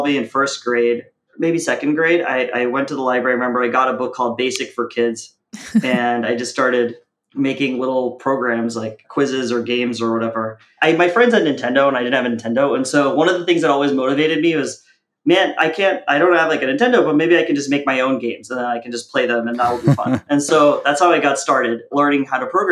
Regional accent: United States; also born or lived in India / Kuwait; when I was four, we came to America

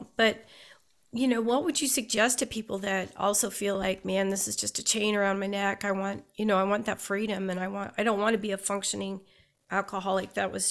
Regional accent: Western Nebraska, United States; I grew up in Western Nebraska, but we were so close to Colorado

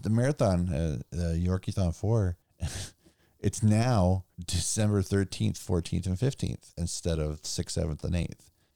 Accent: Simi Valley, California, United States; I grew up in Simi where the band … was from

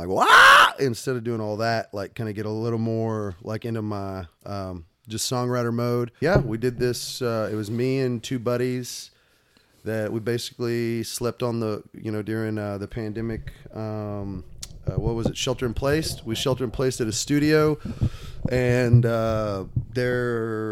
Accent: San Marcos, Texas, United States; I'm from Texas. I'm from, you know, I grew up in San Marcos

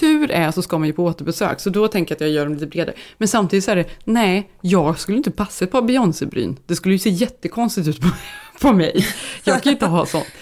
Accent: Sweden; now in United States; vi som är svenskar

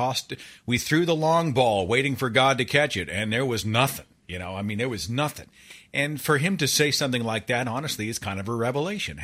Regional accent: Oklahoma, United States; I'm a product of Protestant Christianity in Oklahoma, which is my home state. And we have about two Catholics here

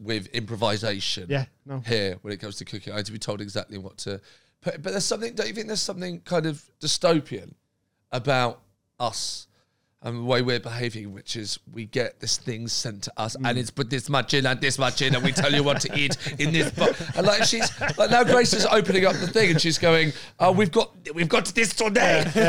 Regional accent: Brighton, South East England, United Kingdom; I know I'm from Brighton, so I used to see him all the time.

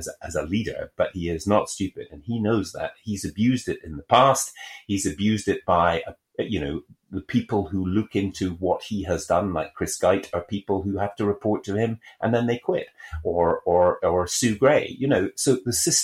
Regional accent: Scotland, United Kingdom; I am a Scottish person

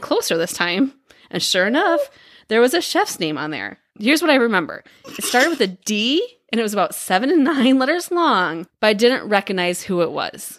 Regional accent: Midwest, United States; We grew up in the Midwest

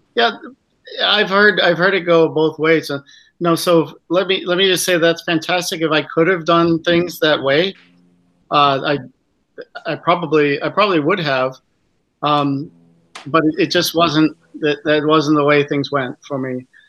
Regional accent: United States; as an American

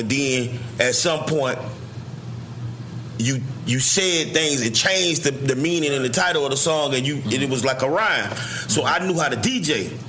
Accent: Miami, Florida, United States; now in Miramar, United States; I grew up in the Poker Bean Project.

